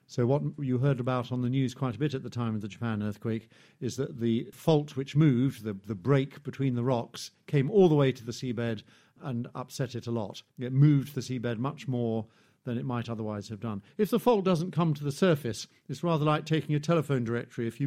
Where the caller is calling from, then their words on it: Cambridge, East of England, United Kingdom; from Cambridge.